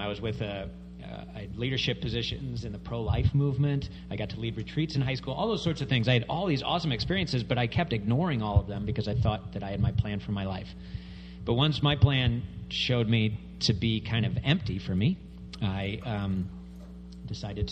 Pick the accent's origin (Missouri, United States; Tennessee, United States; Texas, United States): Missouri, United States; St. Louis; moved away as an adult; also born or lived in Kansas City; I grew up in St. Louis.